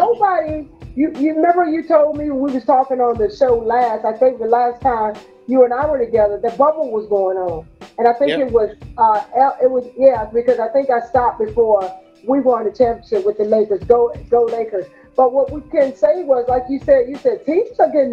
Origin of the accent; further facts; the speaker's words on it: Newport News, Virginia, United States; We're from Newport News, Virginia